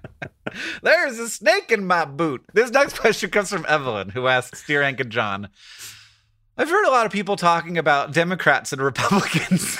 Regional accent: Florida, United States; I grew up in Florida

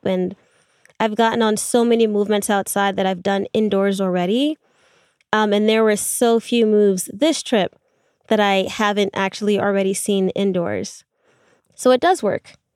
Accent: New York, United States; being from New York

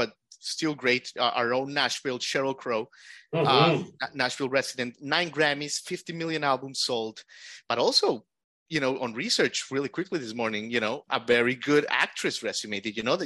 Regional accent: Colombia; moved away; I was born in Colombia, in Latin America

